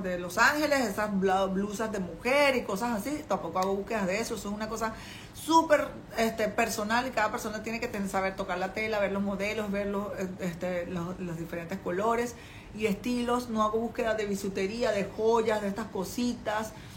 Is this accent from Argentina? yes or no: no; Venezuela; moved away as an adult; now in China; una latina venezolana en, en China, con una niña pequeña, yo llegué aquí con mi hija